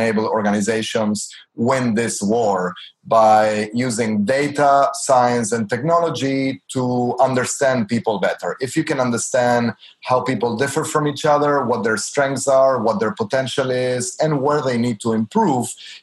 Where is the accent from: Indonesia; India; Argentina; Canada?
Argentina; I'm from Argentina